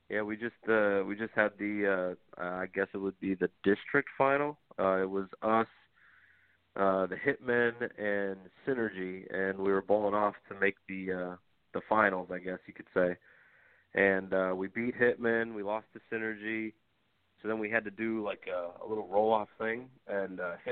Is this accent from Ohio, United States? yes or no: no; New York, United States; I don't know if it's because I'm from New York or what